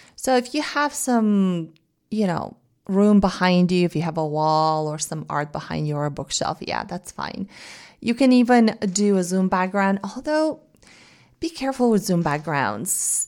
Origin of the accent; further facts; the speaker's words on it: Bulgaria; English is a second language; now in United States; say I go back to Bulgaria, they ask me, they, they tell me I have an accent speaking in Bulgarian, at least for the first couple of days after I've arrived home